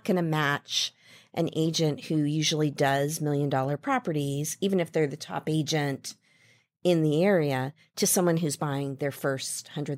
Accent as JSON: {"language": "English", "region": "Midwest", "country": "United States", "tie": "born or raised there", "said": "I grew up in the Midwest, and there was a little local bank in the shopping mall near our house."}